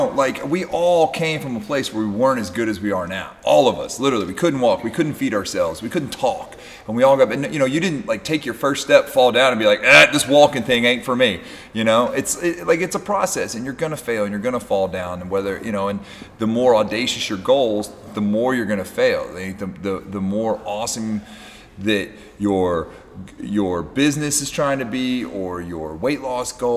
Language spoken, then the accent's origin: English; Kentucky, United States; I'm just from a place in Kentucky